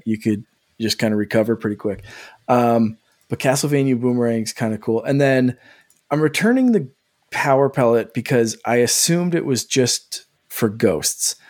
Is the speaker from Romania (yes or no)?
no; Canada; I'm Canadian